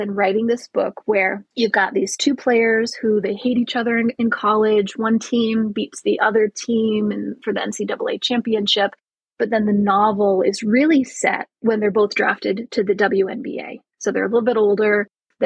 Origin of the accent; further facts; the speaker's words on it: Michigan, United States; also born or lived in Milwaukee / Chicago; now in Boston, United States; we might go to Michigan. It's been a couple of years since I've been back to my hometown